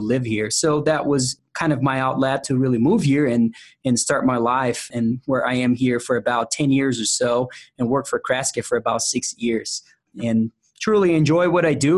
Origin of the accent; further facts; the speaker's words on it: São Paulo, Brazil; English is a second language; moved away as an adult; now in United States; I was born and raised in Brazil